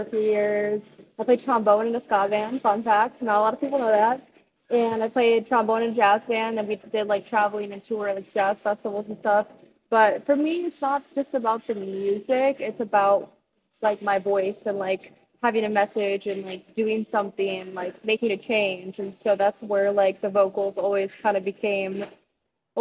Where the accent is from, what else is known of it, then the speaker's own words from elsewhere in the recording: Montana, United States; I'm from Montana, like, we get everything 10 years after the rest of the world. So I didn't really grow up. We had, like, the dial-up stuff until I was probably, like, 16 or something.